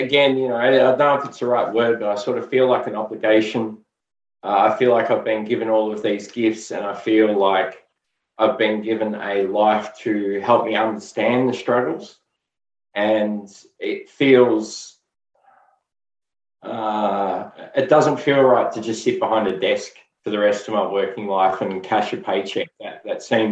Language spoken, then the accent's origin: English; Melbourne, Victoria, Australia; I was born and raised in Melbourne, Australia.